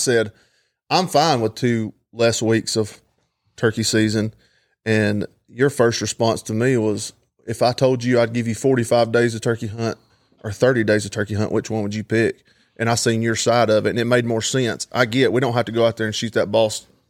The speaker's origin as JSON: {"language": "English", "region": "Georgia", "country": "United States", "said": "we're from Georgia"}